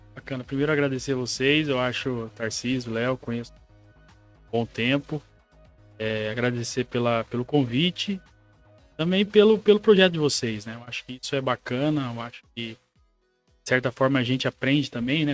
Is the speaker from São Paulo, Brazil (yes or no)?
yes; Presidente Prudente, São Paulo, Brazil; Eu sou de Presidente Prudente, sou um conterrâneo seu